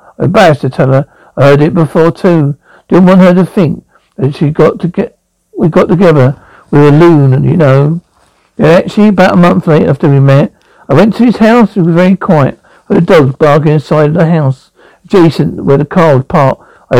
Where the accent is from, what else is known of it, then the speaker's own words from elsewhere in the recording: Brooklyn, New York, United States; now in Homestead, United States; I grew up in Brooklyn, New York. I started working from Port Authority Police.